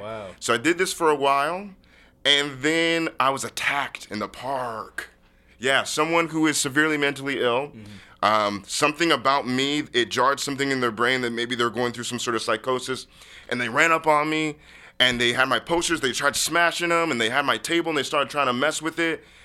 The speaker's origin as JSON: {"language": "English", "town": "University Place", "region": "Washington", "country": "United States", "tie": "born or raised there", "said": "I grew up in University Place, Washington."}